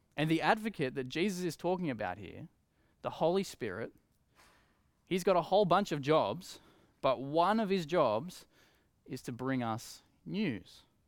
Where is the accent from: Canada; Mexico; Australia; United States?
Australia; Coffs Harbour, New South Wales; I grew up in Coffs Harbour